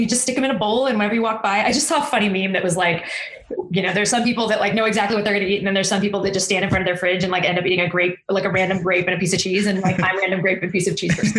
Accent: Texas, United States; also born or lived in Austin, Texas; I'm a Texan

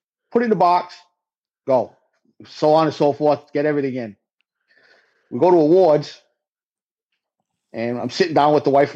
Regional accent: the Northeast, New England, United States; I'm a Yankee from the Northeast

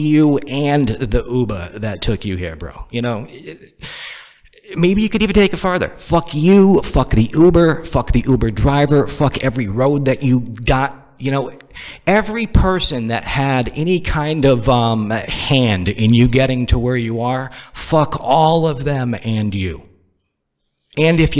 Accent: Northeast, United States; moved away as an adult; also born or lived in the South (US); now in Southern United States; I'm from the Northeast. And of course, when you're born and raised in the Northeast and you've only lived in the South for a couple years

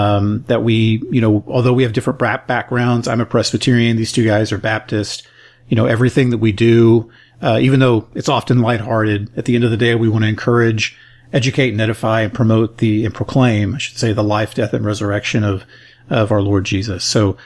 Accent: South Africa; So, but I'm a guy from South Africa who's never heard of the church.

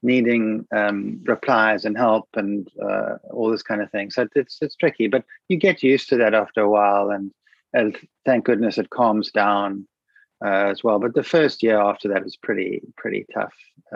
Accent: Cape Town, Western Cape, South Africa; I grew up in Buckhoven, which is a stone's throw away from there. So I know that place you're talking about intimately, because that's where I grew up as a child.

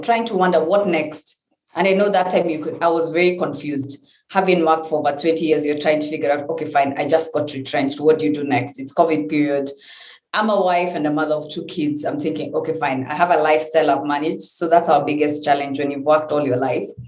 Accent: Kenya; I'm being the Kenyan I am

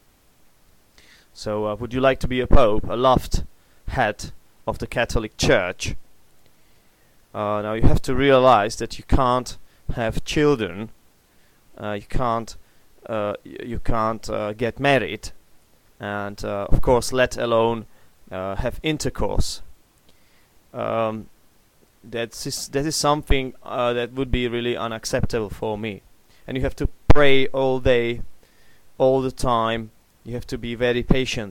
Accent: Czechia; English is a second language; I'm an atheist, which is something typical for the Czech Republic

